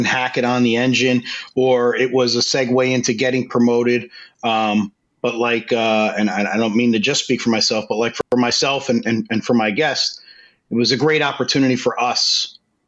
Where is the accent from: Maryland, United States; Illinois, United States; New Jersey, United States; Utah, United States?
New Jersey, United States; Growing up in Jersey